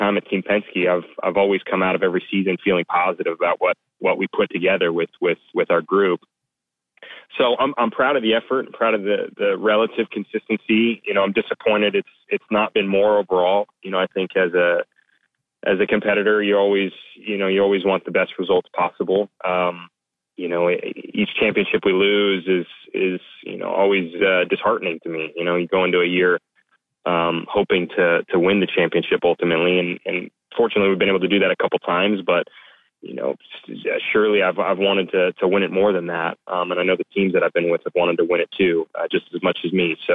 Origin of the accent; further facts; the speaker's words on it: United States; I'm an American